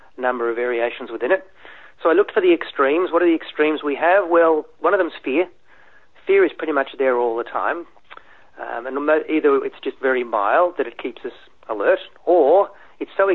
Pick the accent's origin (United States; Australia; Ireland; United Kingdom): Australia; also born or lived in Germany; I'm an immigrant, so I came from Germany and then grew up in schools in a country part of Australia